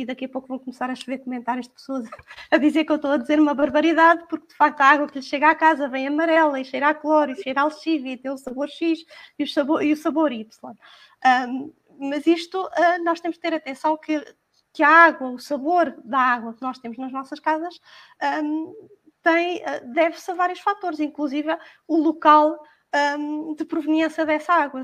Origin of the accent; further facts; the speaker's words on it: Portugal; nós portugueses